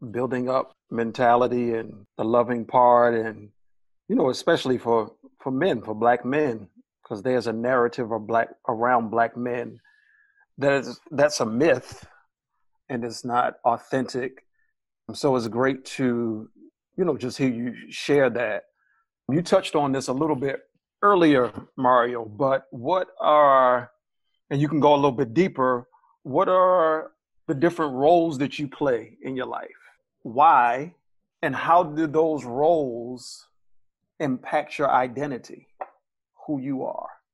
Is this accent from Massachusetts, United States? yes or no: no; Baltimore, Maryland, United States; I'm from Baltimore, Maryland